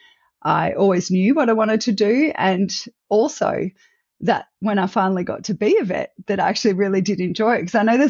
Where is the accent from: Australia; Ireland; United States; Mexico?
Australia; Melbourne, Victoria; I am Australian born and bred. So coming to you from Australia, I grew up in Melbourne and spent most